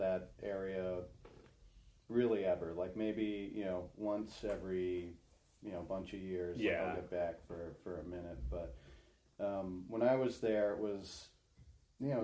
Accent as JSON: {"language": "English", "area": "just outside Washington, D.C.", "region": "Maryland", "country": "United States", "tie": "born or raised there", "said": "I grew up just outside of Washington, D.C. In Maryland for most of my life."}